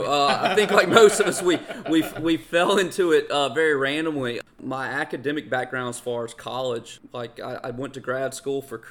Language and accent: English; Greenville, Mississippi, United States; moved away as an adult; also born or lived in North Carolina; now in Greenville, United States; had the opportunity to move back to my hometown of Greenville, Mississippi from North Carolina.